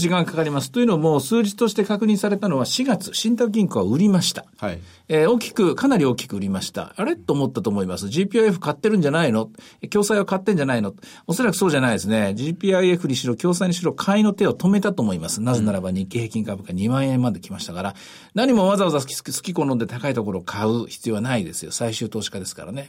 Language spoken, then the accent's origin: Japanese; Osaka, Japan; 私大阪出身なんでですね